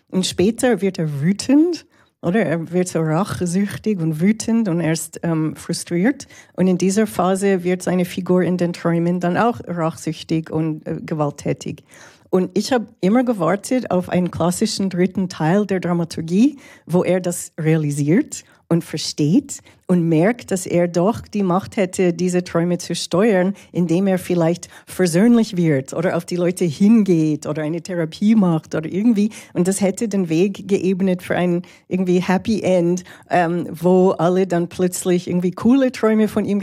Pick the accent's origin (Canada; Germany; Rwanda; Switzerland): Canada; Toronto, Ontario; also born or lived in Montreal; der Film ist in Kanada gedreht worden, in Montreal und Toronto, wo ich aufgewachsen bin.